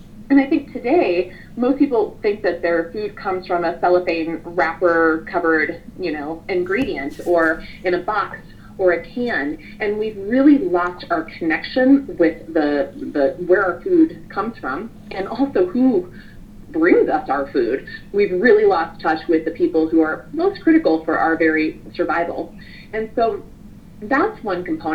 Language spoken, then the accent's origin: English; Kansas, United States; I grew up in Kansas. I grew up with a family of farmers and ranchers.